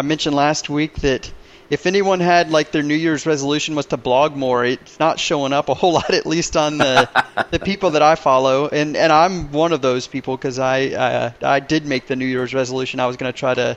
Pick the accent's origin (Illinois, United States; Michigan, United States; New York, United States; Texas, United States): Texas, United States; Houston; now in Dallas-Fort Worth, United States; I grew up in Houston